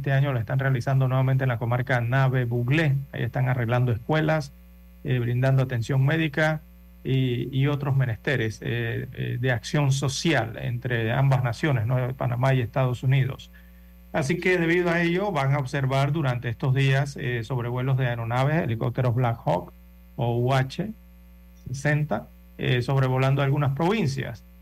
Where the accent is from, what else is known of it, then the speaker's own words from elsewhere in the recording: Western Sahara; Spanish is a second language; vengo del Sahara Occidental, de es una colonia, ex colonia española, y por eso hablo español.